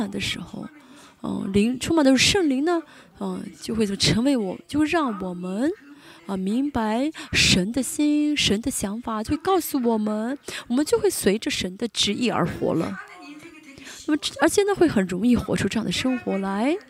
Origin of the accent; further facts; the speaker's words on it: South Korea; Chinese is a second language; 我们就说，如果是我们韩国人的话，你不要学了